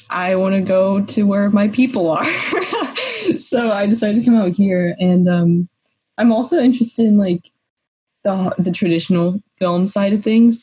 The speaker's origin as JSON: {"language": "English", "town": "Atlanta", "region": "Georgia", "country": "United States", "moved": "as an adult", "lives_now": "Los Angeles, United States", "said": "I'm from Georgia, Atlanta, and so I was living there like at home"}